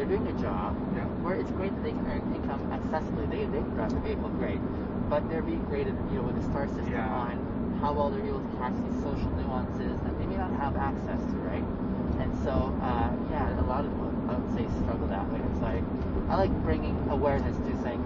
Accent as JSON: {"language": "English", "region": "British Columbia", "country": "Canada", "tie": "born or raised there", "also_born_or_lived": "Ethiopia / Kenya", "moved": "as an adult", "lives_now": "Calgary, Canada"}